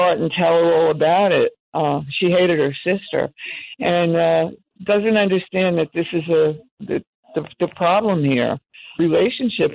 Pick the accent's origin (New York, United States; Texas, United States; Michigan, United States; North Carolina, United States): New York, United States; New York City; moved away as an adult; now in New Jersey, United States; I moved. That's how I wound up in New Jersey. I'm from Manhattan